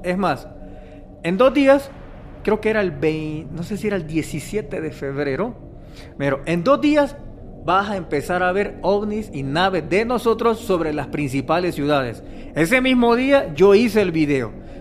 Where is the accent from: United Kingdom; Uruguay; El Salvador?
El Salvador; soy salvadoreño, en El Salvador celebramos el 15 de septiembre nuestra independencia